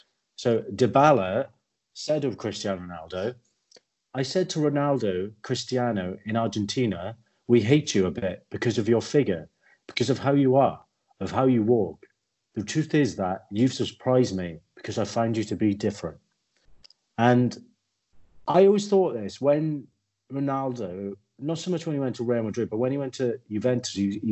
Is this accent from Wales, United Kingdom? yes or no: yes; Welsh, Wales, United Kingdom; I watch Wales because I'm Welsh.